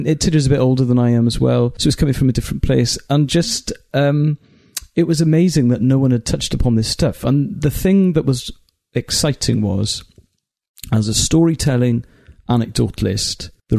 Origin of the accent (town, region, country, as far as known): Wales, United Kingdom; first language Welsh; English is a second language; also born or lived in Cardiff